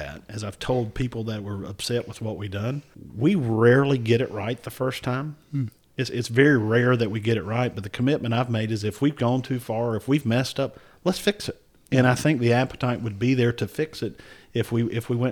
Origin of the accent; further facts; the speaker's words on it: Anson County, North Carolina, United States; I'm from Anson County. We are a tier one, just a very poor county, declining population